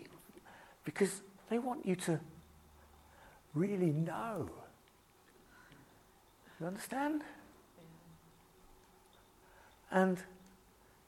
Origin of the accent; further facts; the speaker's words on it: Bedford, East of England, United Kingdom; a pastor in an Asian church in my hometown. A visitor from India came to preach in this Asian church in Bedford, where I live